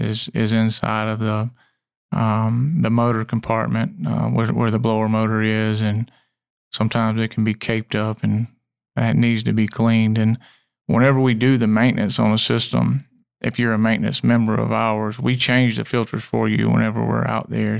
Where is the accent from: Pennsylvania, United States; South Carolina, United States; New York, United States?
South Carolina, United States; Clemson; also born or lived in Union, South Carolina; we moved to, um, the central Clemson area when I was about five, and it's changed tremendously